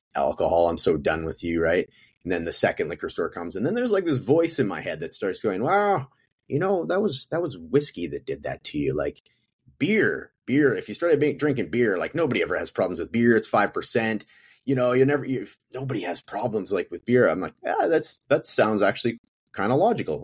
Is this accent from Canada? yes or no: yes; Prince George, British Columbia, Canada; moved away as an adult; now in Edmonton, Canada; I'm from Prince George, British Columbia, which is like a smaller version of Edmonton in the province, uh, to my west